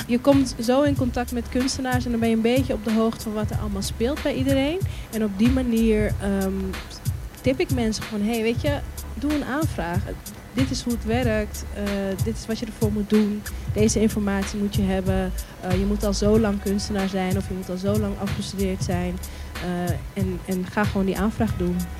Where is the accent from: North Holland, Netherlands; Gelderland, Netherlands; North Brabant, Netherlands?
North Holland, Netherlands; Amsterdam; best een netwerk heb in Zuidoost, waar ik ben opgegroeid